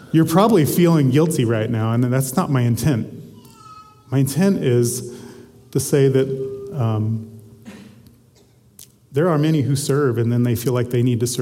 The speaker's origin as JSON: {"language": "English", "region": "Southwest Missouri", "country": "United States", "tie": "born or raised there", "said": "I grew up in Southwest Missouri"}